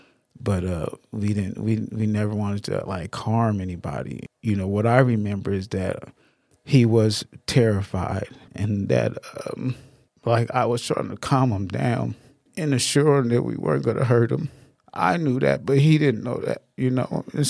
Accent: Denver, Colorado, United States; I have an older brother and sister, so it's five of us. And we grew up in the Denver area.

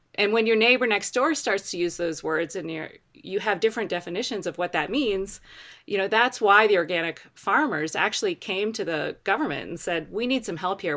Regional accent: Baltimore, Maryland, United States; moved away as an adult; also born or lived in West Virginia; now in Colorado, United States; I grew up in Baltimore City

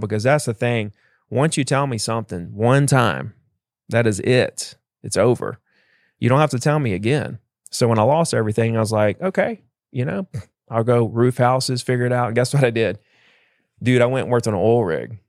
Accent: Gulf Shores, Alabama, United States; I grew up in Gulf Shores, Alabama

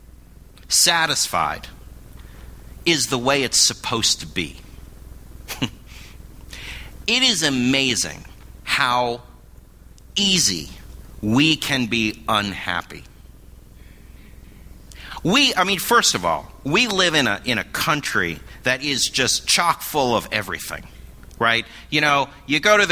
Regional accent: Berkeley, California, United States; moved away; also born or lived in New York City; I grew up in Berkeley, California

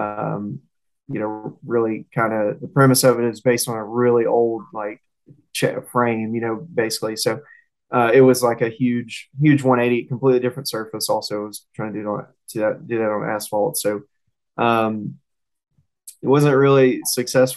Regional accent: Southern, United States; accent: Southern; if y'all can tell from my accent, I mean, I'm a little Southern

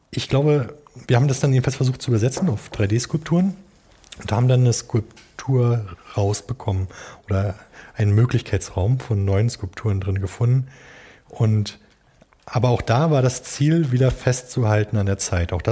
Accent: Berlin, Germany; Äh, und ich komme hier aus dem, aus dem Norden von Berlin, äh, Ostdeutschland.

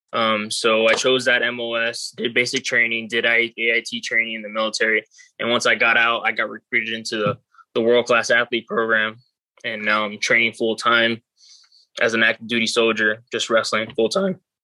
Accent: Miami, Florida, United States; also born or lived in Cuba; now in Las Vegas, United States

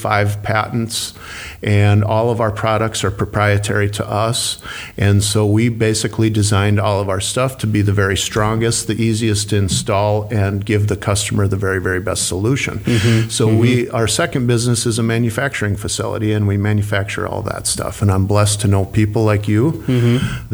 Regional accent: Minnesota, United States; born or raised there

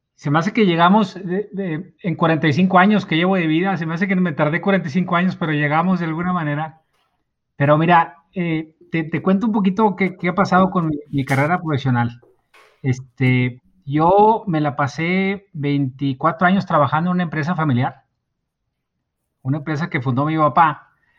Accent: Mexico; como decimos aquí en México

